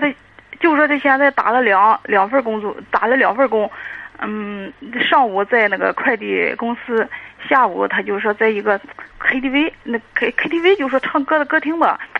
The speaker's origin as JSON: {"language": "Chinese", "town": "Dezhou", "region": "Shandong", "country": "China", "said": "我是德州的"}